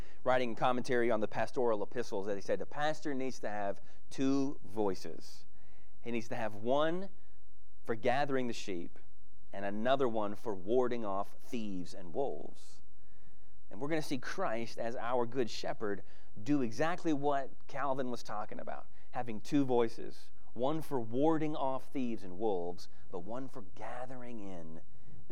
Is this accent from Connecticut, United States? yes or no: no; Texas, United States; I'm a kid from Texas